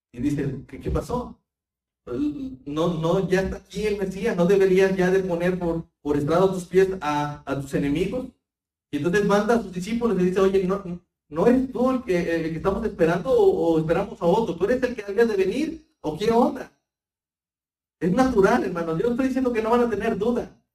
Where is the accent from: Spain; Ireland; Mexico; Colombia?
Mexico; nosotros como buenos mexicanos